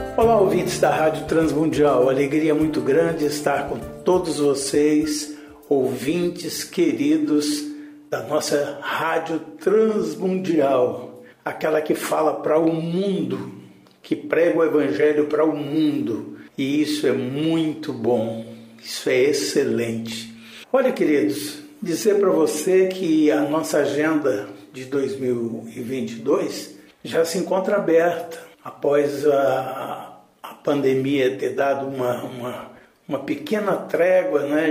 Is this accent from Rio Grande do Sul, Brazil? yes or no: no; Goiás, Brazil; nós somos lá de Goiás. Goiás é rodeada de fazenda